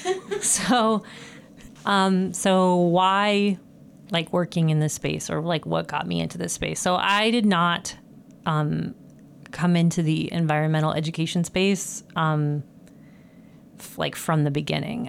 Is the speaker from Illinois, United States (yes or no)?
no; Franklin, Nebraska, United States; moved away as an adult; I'm from Nebraska originally, from a farm as well. I know Jenny's from North Dakota. I'm from South Central Nebraska